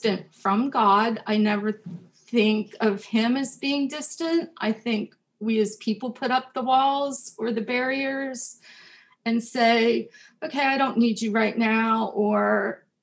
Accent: New Jersey, United States; also born or lived in Pennsylvania; my home church in New Jersey, where we moved when I was four

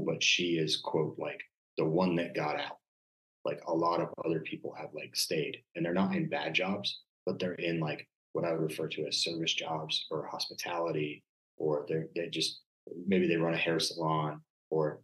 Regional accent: Maryland, United States; it was not a southern small town because I grew up in Maryland.

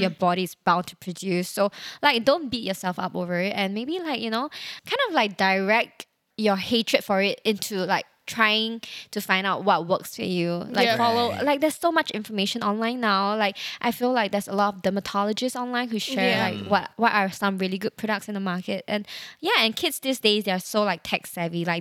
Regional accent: Singapore; a Singaporean who takes public transport a lot

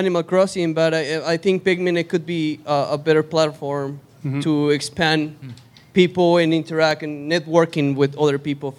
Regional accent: Mexico; now in Bay Area, United States; I'm from Mexico.

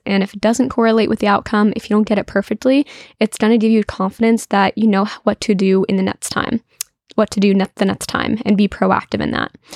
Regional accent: New Jersey, United States; I'm from New Jersey

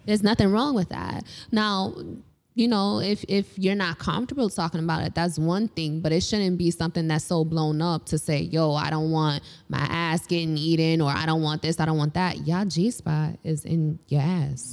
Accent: New York City, New York, United States; I grew up in Harlem.

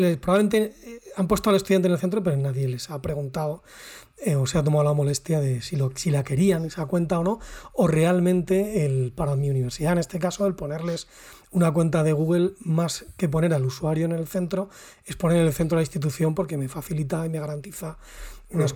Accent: Salamanca, Castile and León, Spain; nosotros somos de Salamanca, Raúl y yo

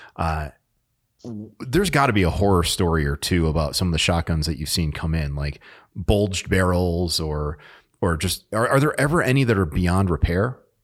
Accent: New England, United States; I'm from New England

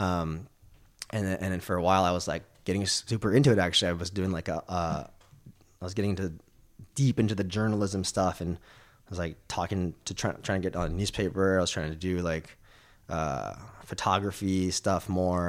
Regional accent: California, United States; growing up in America, California

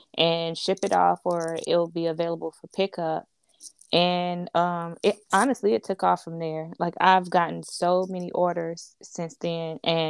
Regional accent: Greensboro, North Carolina, United States; I'm from Greensboro, North Carolina

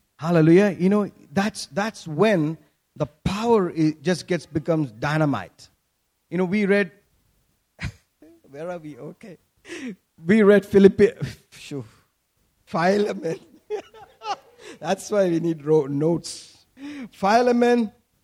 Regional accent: Kerala, India; When we grew up in Kerala, you know, during our young age

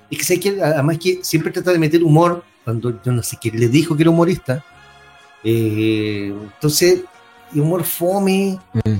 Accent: Chile; pensar en Chile, si todos somos chilenos, hermano.

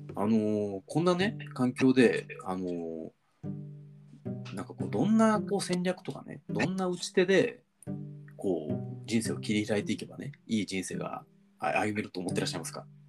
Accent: Sakai, Osaka, Japan; moved away as an adult; now in Tokyo, Japan; 僕たちのねあの地元の大阪の堺市

